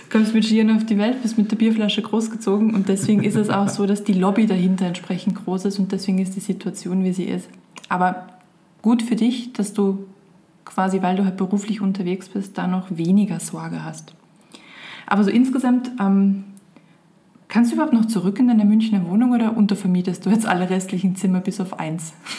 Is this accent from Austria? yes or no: yes; Austria; ich bin Österreicher